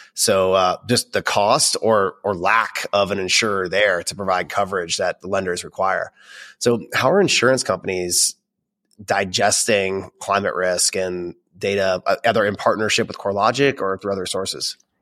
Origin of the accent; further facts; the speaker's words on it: Florida, United States; now in Dallas, United States; I grew up in Florida